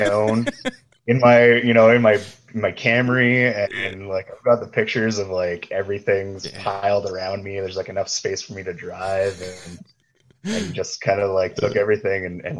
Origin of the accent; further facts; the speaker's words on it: Thunder Bay, Ontario, Canada; moved away as an adult; Born and raised, yeah. I was there. Actually, I left the morning after my 23rd birthday.